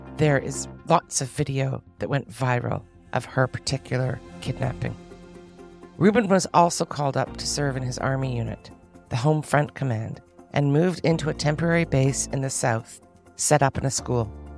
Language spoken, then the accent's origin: English; Canada; now in Israel; a Canadian Jewish person who was born here